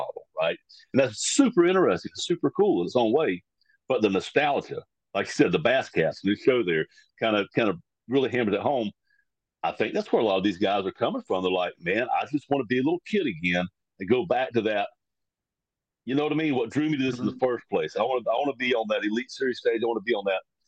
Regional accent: United States; I'm as American as anybody.

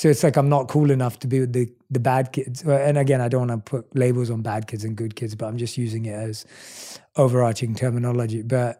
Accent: London, United Kingdom; accent: British, New York, LA mix; now in United States; I was born and raised in London. So, and obviously I've lived in the States for the last 6 years.

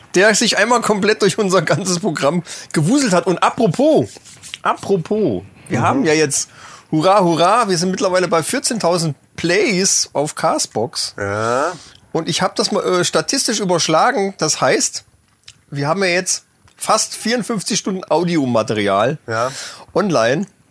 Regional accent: northeast Hesse, Germany; accent: northeast Hessian; unser nordosthessische Dialekt

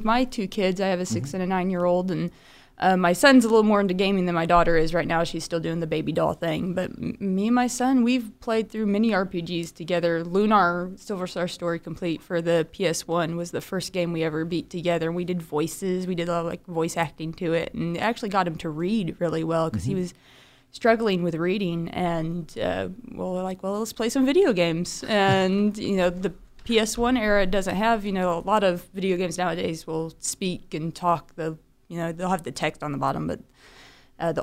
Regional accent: Pryor / Claremore, Oklahoma, United States; also born or lived in Illinois; I've lived in Oklahoma since I was 1 year old. We came down from Illinois, so I tend to say winda every now and then instead of window due to my roots. But I grew up in a really small town of Pryor / Claremore, Oklahoma

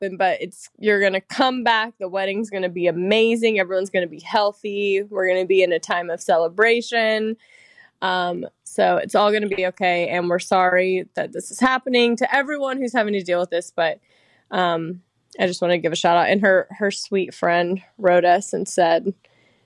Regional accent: Louisiana, United States; my hometown in Louisiana

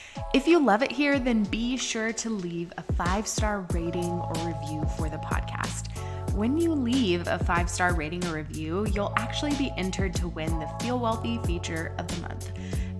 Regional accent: Las Cruces, New Mexico, United States; I'm from Las Cruces, New Mexico

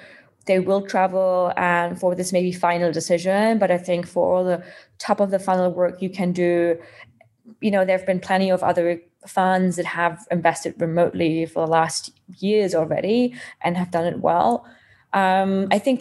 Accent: Germany; moved away as an adult; now in United Kingdom; I'm originally from Germany, been living in the UK last 7 years

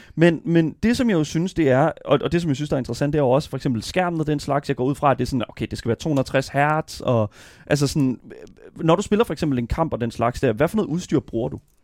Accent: Denmark

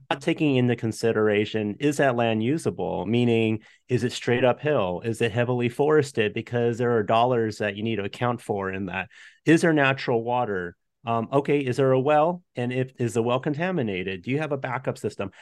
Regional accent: San Jose, California, United States; moved away as an adult; now in Tennessee, United States; We grew up in the city. We're from San Jose, California originally

